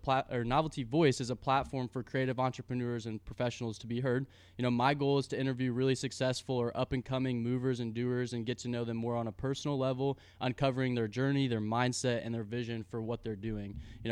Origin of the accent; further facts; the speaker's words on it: South Side, Indianapolis area, United States; I grew up on the South Side. So Center Grove.